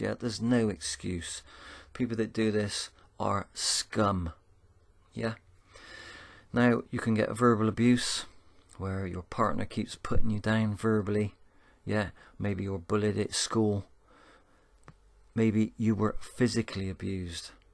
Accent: Bristol, South West England, United Kingdom; accent: Bristolian; my Bristolian accent

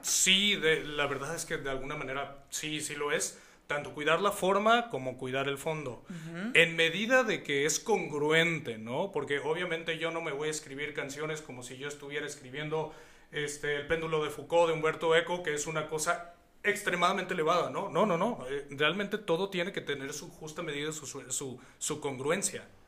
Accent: Hidalgo, Mexico; now in Guadalajara, Mexico; yo llevo 17 años viviendo aquí en Guadalajara, yo soy hidalguense

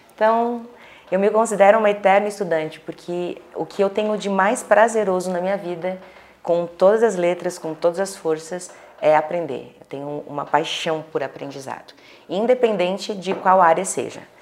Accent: Florianópolis, Santa Catarina, Brazil; now in Balneário Camboriú, Brazil; eu sou natural de Florianópolis, mas moro em Balneário Camboriú

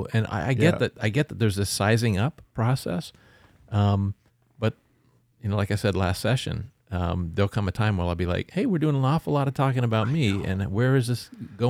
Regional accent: Canada; You know, like I'm Canadian, right?

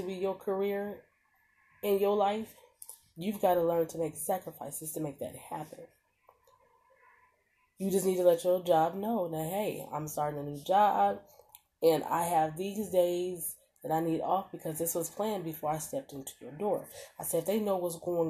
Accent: Omaha, Nebraska, United States; I'm from Omaha, Nebraska, born and raised. Now, I've lived other places, yes. But for the most part, Omaha, Nebraska

